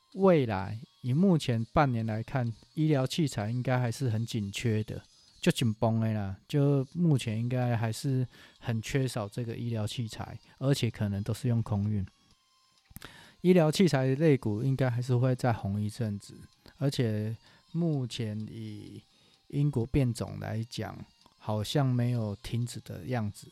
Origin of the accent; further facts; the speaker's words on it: Taiwan; 我们台湾人